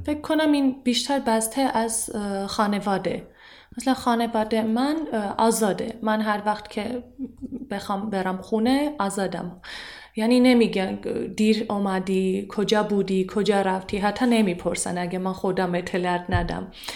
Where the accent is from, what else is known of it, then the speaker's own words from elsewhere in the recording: Armenia; Persian is a second language; من ارمنیم